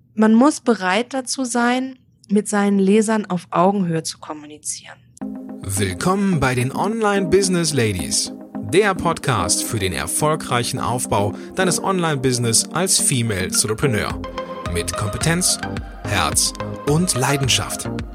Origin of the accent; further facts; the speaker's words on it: near Frankfurt, Hesse, Germany; moved away as an adult; also born or lived in Mexico; ich bin komme aus Deutschland, geboren in der Nähe von Frankfurt ähm, und dort zur Schule gegangen.